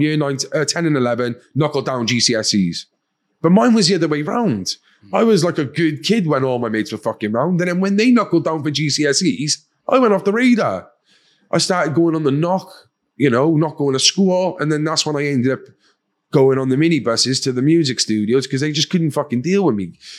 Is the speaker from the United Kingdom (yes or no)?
yes; Cardiff, Wales, United Kingdom; accent: Welsh; I'm from Cardiff, uh, capital city of Wales, um, from an area called Fairwater or Pentrebing, kind of the same area. Um, typical council estate, uh, loving family.